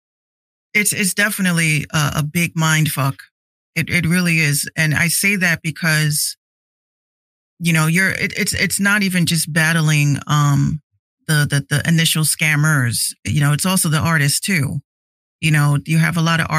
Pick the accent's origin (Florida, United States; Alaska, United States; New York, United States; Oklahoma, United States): New York, United States; Yonkers; also born or lived in Bronx, New York; I grew up in Yonkers as well as the Bronx